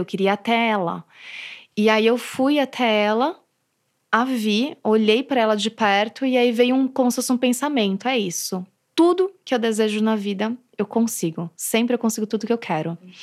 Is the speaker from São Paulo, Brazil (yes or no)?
yes; São Paulo, Brazil; eu sou daqui de São Paulo